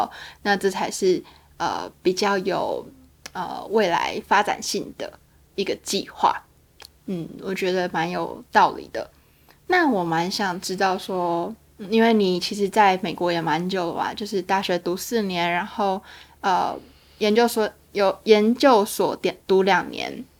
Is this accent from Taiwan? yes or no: yes; Taiwan; 其实在，在台呃，在我们家乡的呃，不管是呃长辈啊，或是好朋友啊，他们其实都在等说